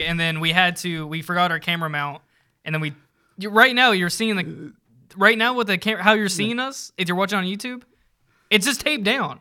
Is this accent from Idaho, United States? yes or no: no; Virginia, United States; now in Charlotte, United States; I'm from Vir, Virginia